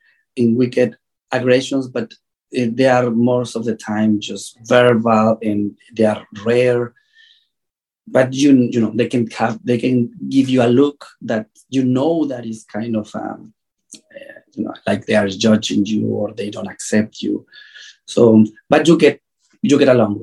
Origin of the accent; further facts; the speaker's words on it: Mexico; I'm from Mexico.